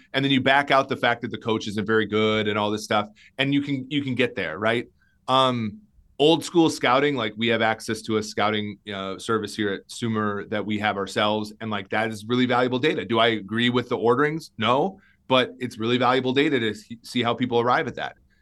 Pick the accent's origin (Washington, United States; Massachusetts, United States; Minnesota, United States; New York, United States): Minnesota, United States; I grew up in Minnesota.